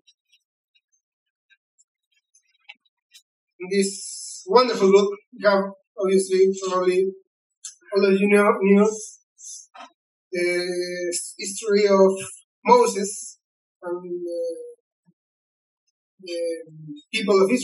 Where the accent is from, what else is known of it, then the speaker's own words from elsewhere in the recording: Chile; first language Spanish; English is a second language; I'm from Chile